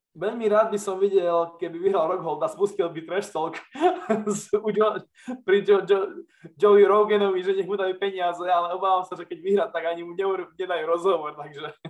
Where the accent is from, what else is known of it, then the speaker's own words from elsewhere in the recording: eastern Slovakia, Slovakia; cítime to aj my na tom východnom Slovensku